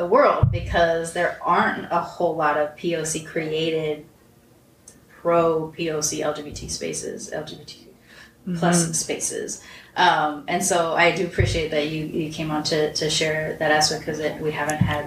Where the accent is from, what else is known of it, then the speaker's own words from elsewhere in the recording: Long Beach, California, United States; Long Beach